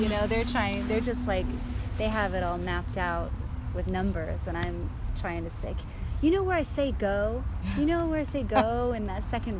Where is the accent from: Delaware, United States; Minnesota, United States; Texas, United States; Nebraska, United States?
Texas, United States; also born or lived in West Virginia / San Francisco / Santa Monica / Michigan; I was born in West Virginia, and then we moved out to San Francisco, then Santa Monica, then Michigan, and then Texas. So I was in Texas for my adolescence, mm-hmm.